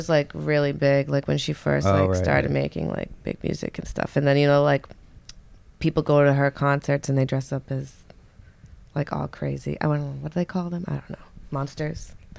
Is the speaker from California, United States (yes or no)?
yes; Oakland, California, United States; I don't give a fuck. I'm from Oakland.